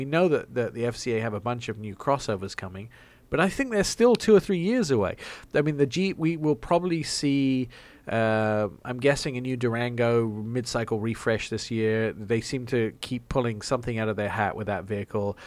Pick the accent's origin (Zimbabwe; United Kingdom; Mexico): United Kingdom; England; accent: English; my English accent.